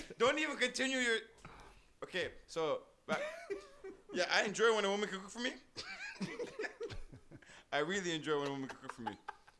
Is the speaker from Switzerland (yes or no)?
no; Jamaica; I'm Jamaican.